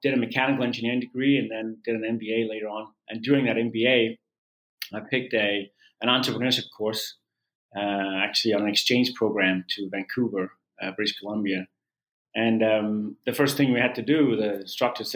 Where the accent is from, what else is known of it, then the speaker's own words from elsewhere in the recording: Denmark; moved away; I started out as a competitive swimmer in my home country of Denmark